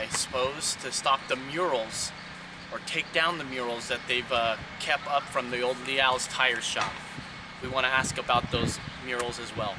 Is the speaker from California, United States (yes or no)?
yes; Orange County, California, United States; I'm originally from Orange County, California.